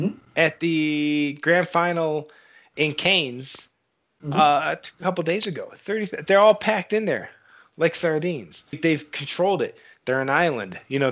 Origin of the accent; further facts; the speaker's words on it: Buffalo, New York, United States; I'm the American in this chat here, as I'm from Buffalo